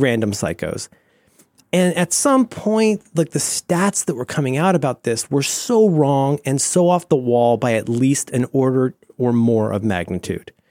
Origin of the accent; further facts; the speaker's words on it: Cincinnati, Ohio, United States; I grew up in Cincinnati, Ohio